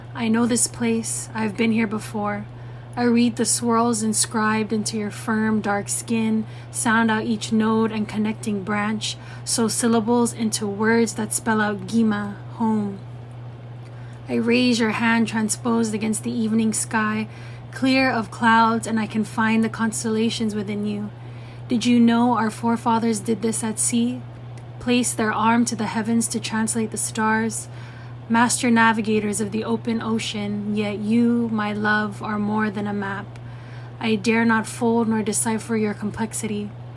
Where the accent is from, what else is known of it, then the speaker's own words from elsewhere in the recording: Guam; my upbringing as an indigenous Chamorro and Samoan woman who was born and raised in Guahan